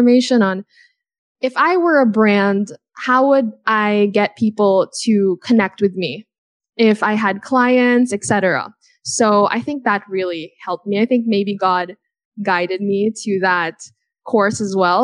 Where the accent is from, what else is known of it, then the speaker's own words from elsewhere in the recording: United States; When I was a kid, I grew up in America